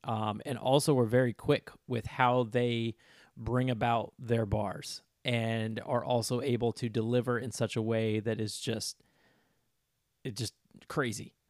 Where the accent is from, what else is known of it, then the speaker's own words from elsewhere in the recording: Florida, United States; I'm from Florida